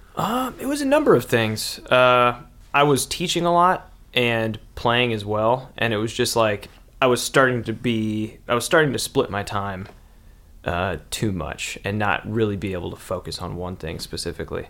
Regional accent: Kenosha, Wisconsin, United States; moved away as an adult; also born or lived in DeKalb, Illinois / Chicago, Illinois; growing up in Kenosha, it was like right between Milwaukee and Chicago, right on the lake

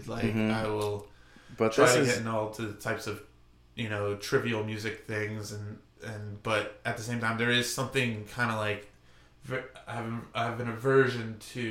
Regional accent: Valley Stream, New York, United States; I grew up in New York

